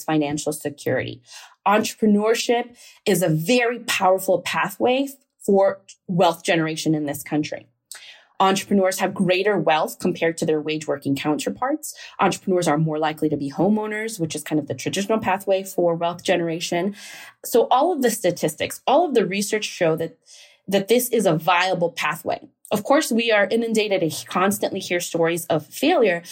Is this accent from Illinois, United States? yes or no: yes; Chicago, Illinois, United States; I'm from Chicago. My dad was a construction worker. My mom worked in a factory. They're both immigrants from Mexico.